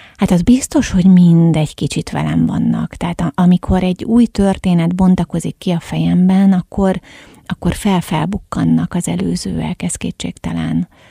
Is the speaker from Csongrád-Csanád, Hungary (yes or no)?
no; Egyek, Hajdú-Bihar, Hungary; tehát ős egyekiek vagyunk